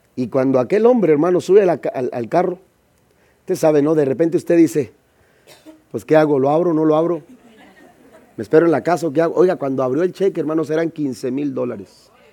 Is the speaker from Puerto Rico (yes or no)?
no; Mexico; yo soy de México.